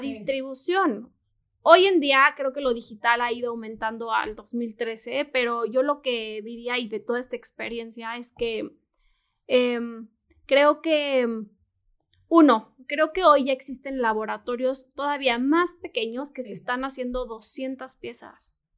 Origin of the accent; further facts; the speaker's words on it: Morelia, Michoacán, Mexico; mis amigas de Morelia, porque soy de Morelia